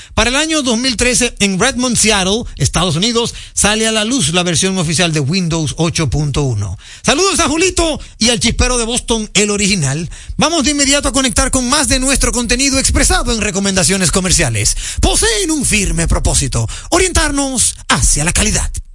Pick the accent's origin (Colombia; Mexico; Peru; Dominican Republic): Dominican Republic; nosotros como dominicanos